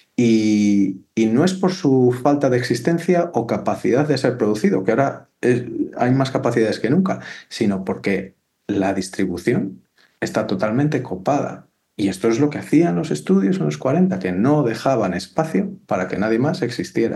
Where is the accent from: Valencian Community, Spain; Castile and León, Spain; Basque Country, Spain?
Castile and León, Spain; Valladolid; yo soy de Valladolid